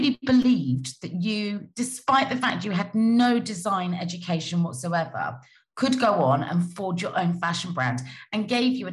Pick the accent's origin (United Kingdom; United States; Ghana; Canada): United Kingdom; Cheltenham, South West England; I'm from Cheltenham, and we used to see you girls, you Cheltenham Ladies girls, in town on a Saturday morning